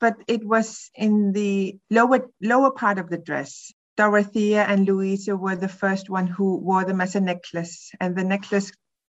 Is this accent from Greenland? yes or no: yes; Sisimiut, Qeqqata, Greenland; English is a second language; now in Nuuk, Greenland; I am from Sisimiut, a smaller town than Nuuk with about 5,000-6,000 inhabitants. I have also lived in Nuuk for the past 15 years.